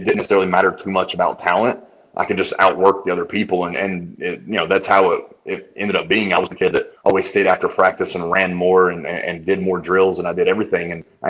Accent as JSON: {"language": "English", "region": "Tennessee", "country": "United States", "tie": "born there", "said": "Yeah, I was born here."}